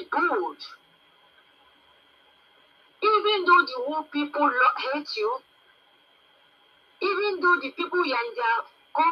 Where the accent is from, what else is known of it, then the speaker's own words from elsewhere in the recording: Nigeria; I'm from Nigeria